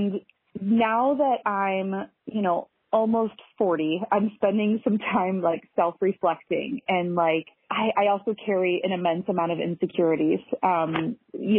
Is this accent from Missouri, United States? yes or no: yes; St. Louis, Missouri, United States; moved away as an adult; also born or lived in Overland Park, Kansas / Savannah, Georgia; now in Minneapolis, United States; I grew up in St. Louis, Missouri